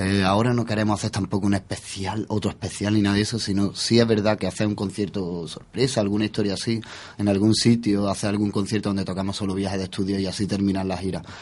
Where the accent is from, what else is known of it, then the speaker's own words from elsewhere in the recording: Spain; somos españoles